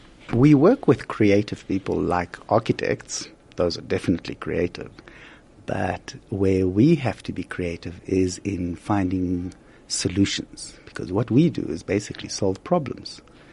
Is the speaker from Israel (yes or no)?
yes; Israel; moved away as an adult; also born or lived in Haifa; now in South Africa; I'm actually from Israel. I was born and raised in Israel. And I studied in Haifa at a place called the Technion